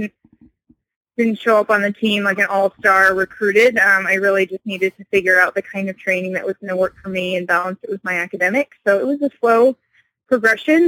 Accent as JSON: {"language": "English", "region": "Connecticut", "country": "United States", "tie": "born or raised there", "said": "I'm from Connecticut. I grew up in a small town"}